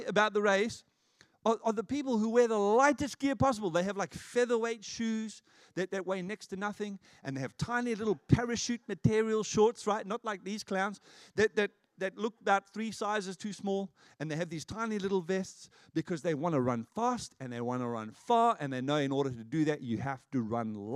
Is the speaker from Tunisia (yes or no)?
no; South Africa; moved away; I was growing up in South Africa